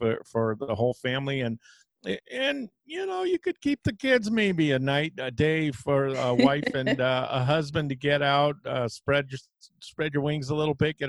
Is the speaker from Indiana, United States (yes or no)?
no; Napa Valley, California, United States; now in New Orleans, United States; I'm from the Napa Valley